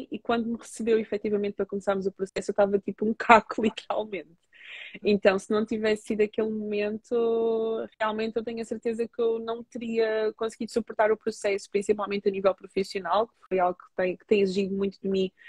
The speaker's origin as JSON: {"language": "Portuguese", "country": "Portugal", "also_born_or_lived": "Angola", "said": "porque eu sou portuguesa, sou angolana, tenho uma cor assim que não sou nem branca nem sou negra"}